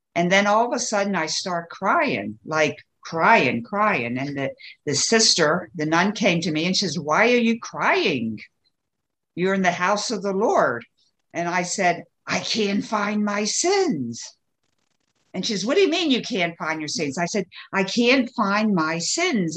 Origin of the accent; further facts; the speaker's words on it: Baltimore, Maryland, United States; where did I grow up? In the East Coast of the United States, mm-hmm. Baltimore, Maryland